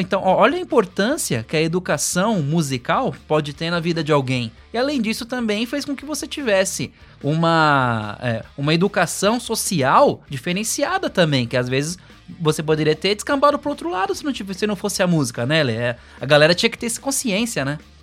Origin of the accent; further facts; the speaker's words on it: São Paulo, Brazil; now in Guarulhos, Brazil; eu vim da Zona Norte também, lá de, lá de São Paulo. É, hoje, hoje a gente está aqui em Guarulhos